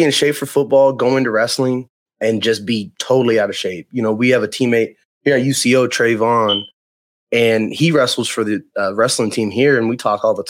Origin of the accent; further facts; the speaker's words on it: Sand Springs, Oklahoma, United States; I come from Sand Springs, Oklahoma. I wrestled at Sand Springs. I played football at Sand Springs, ran track.